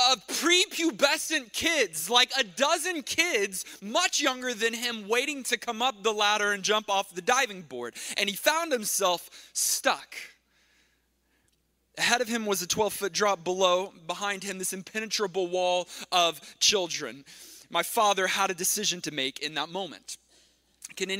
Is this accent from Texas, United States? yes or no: yes; Texas, United States; moved away; When I grew up in Texas, by the way, my brother Dylan and I, we grew up in Texas